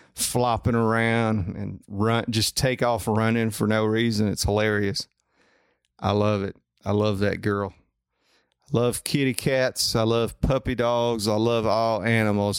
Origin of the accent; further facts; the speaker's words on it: Coleman, United States; also born or lived in Huntsville; I'm from Coleman